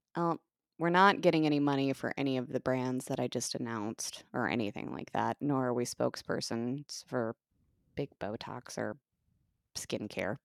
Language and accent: English; United States; as an American